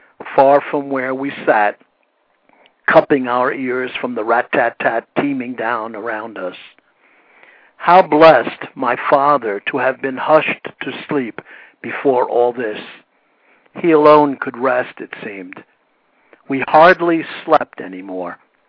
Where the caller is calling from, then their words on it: Princeton, West Virginia, United States; also born or lived in Lodi, United States; I'm here in Princeton, West Virginia.